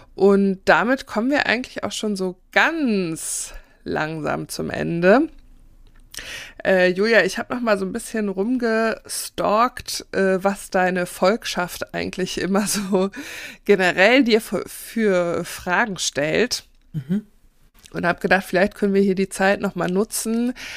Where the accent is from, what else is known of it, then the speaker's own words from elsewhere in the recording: Northern Germany, Germany; als geborene Norddeutsche